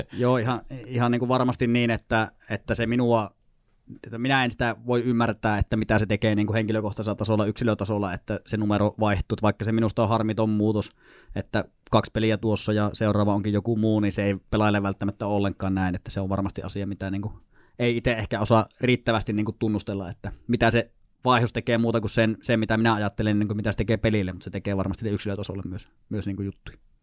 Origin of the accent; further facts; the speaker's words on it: Sotkamo, Kainuu, Finland; moved away as an adult; also born or lived in Lapland / Tornio; now in Joensuu, Finland; niin siellä kuitenkin semmoisen reilu parikymmentä vuotta Kainuussa eleilin ensi Sotkamossa armeija ikään asti